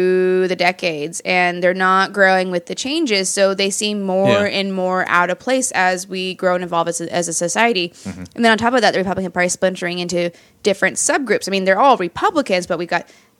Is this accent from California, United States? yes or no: no; Seattle, Washington, United States; moved away; I'm from Seattle